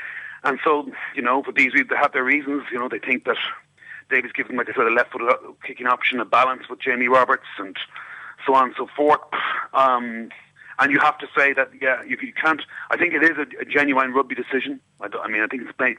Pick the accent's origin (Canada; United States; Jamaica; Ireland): Ireland; I'm Irish